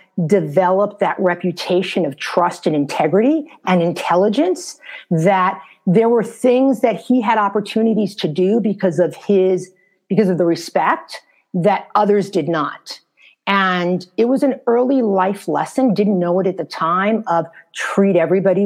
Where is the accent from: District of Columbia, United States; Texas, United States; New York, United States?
New York, United States; New York City; moved away as an adult; also born or lived in Bronx / Harlem; now in Los Angeles, United States; I was born and raised in New York City.